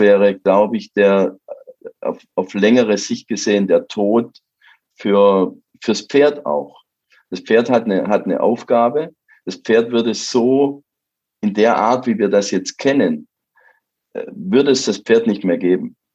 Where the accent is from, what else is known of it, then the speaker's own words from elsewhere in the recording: Baden-Württemberg, Germany; ich komme ja aus Baden-Württemberg, wie man hört